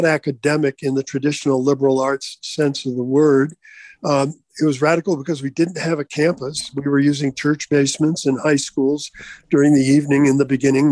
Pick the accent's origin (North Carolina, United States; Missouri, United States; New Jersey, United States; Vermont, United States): Vermont, United States; moved away; growing up in Vermont, until I departed